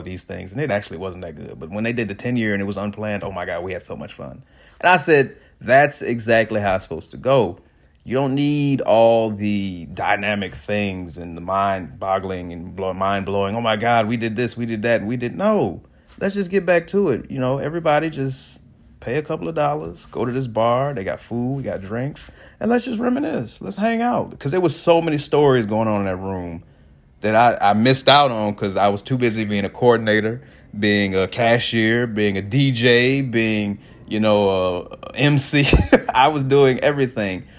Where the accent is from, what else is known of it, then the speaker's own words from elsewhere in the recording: Chicago, Illinois, United States; now in Atlanta, United States; I'm from the suburbs of Chicago.